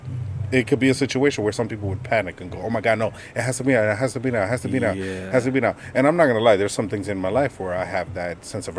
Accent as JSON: {"language": "English", "country": "United States", "tie": "born or raised there", "said": "I am Dominican, but I was born here"}